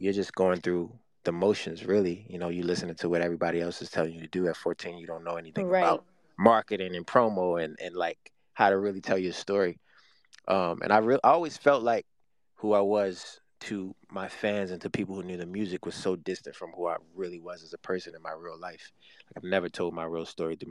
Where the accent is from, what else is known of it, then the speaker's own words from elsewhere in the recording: Baltimore, Maryland, United States; I'm from Baltimore, Maryland. I grew up in a big family